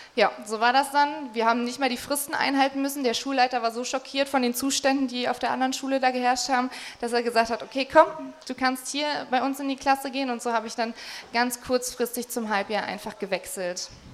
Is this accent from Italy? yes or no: no; Magdeburg, Saxony-Anhalt, Germany; Ich bin ähm, hier aufgewachsen in Magdeburg. Das ist meine Heimatstadt